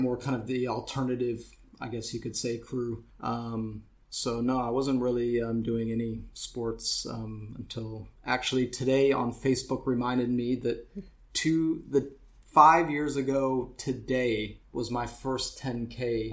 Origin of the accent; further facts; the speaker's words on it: St. Louis, Missouri, United States; moved away as an adult; now in Berlin, Germany; I grew up in St. Louis, uh, Missouri, in the United States